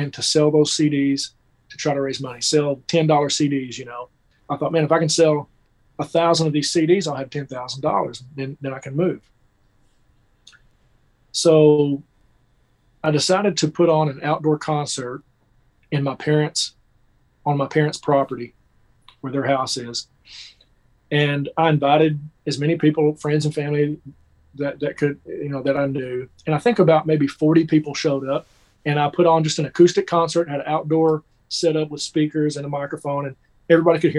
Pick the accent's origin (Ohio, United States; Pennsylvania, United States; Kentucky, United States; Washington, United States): Kentucky, United States; moved away as an adult; now in Nashville, United States; I grew up in Kentucky, just about 3 hours from here.